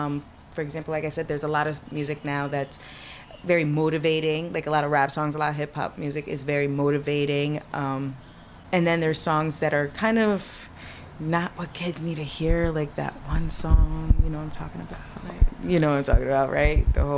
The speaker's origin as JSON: {"language": "English", "town": "Somerville", "region": "New Jersey", "country": "United States", "tie": "born or raised there", "said": "Somerville, New Jersey."}